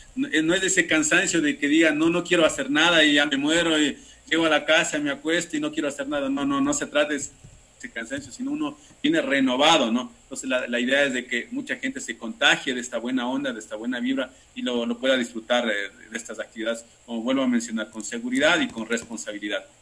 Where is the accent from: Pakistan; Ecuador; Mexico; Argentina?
Ecuador; yo soy ecuatoriano